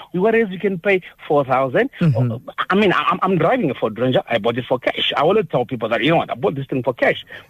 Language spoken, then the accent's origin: English; Zimbabwe; moved away as an adult; also born or lived in United Kingdom; now in Alberton, South Africa; I'm originally from Zimbabwe